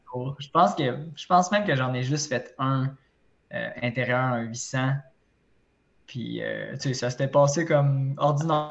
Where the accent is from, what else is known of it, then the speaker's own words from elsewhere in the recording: Repentigny, Quebec, Canada; also born or lived in Trois-Rivières; je viens de Repentigny